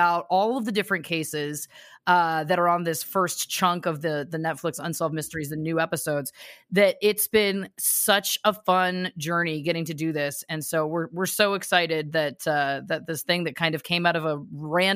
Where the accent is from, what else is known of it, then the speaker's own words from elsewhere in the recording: Canada; we're Canadian